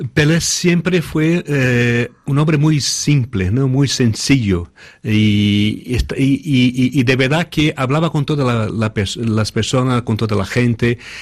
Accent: Brazil; moved away; Yo soy de Brasil

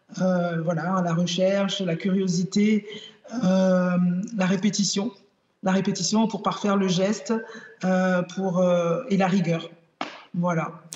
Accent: Benin; now in Nîmes, France; mon pays d'origine, le Bénin

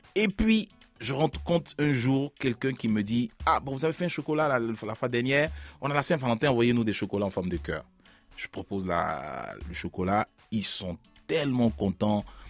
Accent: Abidjan, Côte d’Ivoire; also born or lived in Bangolo; Je suis né à Bangolo, à 500 km de la capitale, à Abidjan, et j'arrive avec mes parents à Abidjan, la capitale. Je grandis à partir de deux ans jusqu'à aujourd'hui

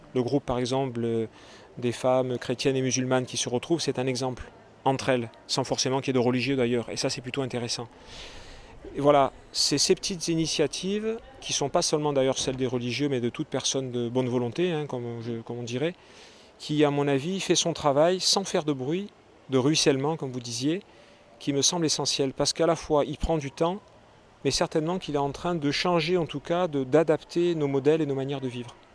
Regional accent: Carnoux-en-Provence, Provence-Alpes-Côte d'Azur, France; also born or lived in Aubagne; je suis né à Carnoux en Provence

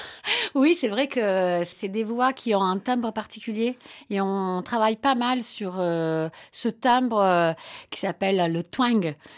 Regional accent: Naples, Campania, Italy; moved away; Moi, je, viens de Naples, j'allais dans les fêtes des Tarentelles

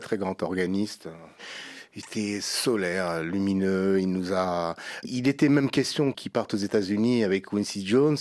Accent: Senegal; moved away; quand je retourne chez moi, au Sénégal

